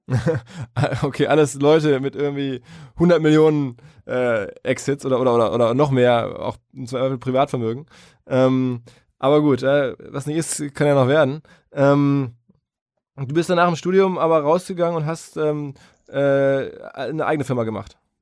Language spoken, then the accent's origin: German; Essen, North Rhine-Westphalia, Germany; now in Hamburg, Germany; ich bin da stolz auf meine Heimatstadt